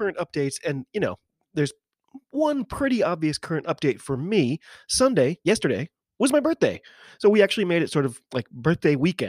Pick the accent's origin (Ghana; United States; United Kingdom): United States; I'm an American rugby fan who follows the game wherever I can find it, all over the globe.